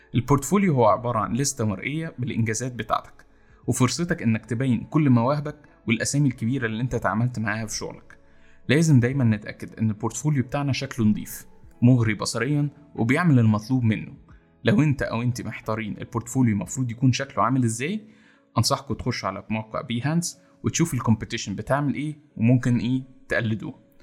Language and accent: Arabic; Egypt; إن إحنا كمصريين